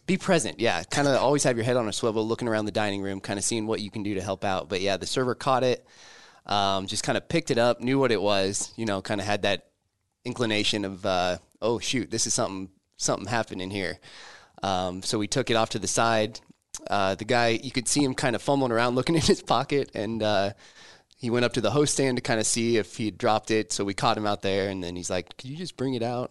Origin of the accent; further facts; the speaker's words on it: Lincoln, Nebraska, United States; also born or lived in Omaha; born and raised in Lincoln